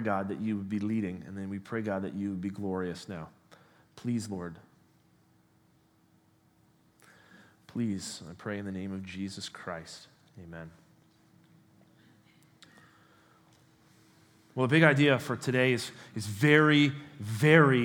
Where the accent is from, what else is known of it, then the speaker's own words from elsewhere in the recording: Canada; moved away as an adult; also born or lived in United States; I was born and raised here in Canada, spent a decade of my life in the United States.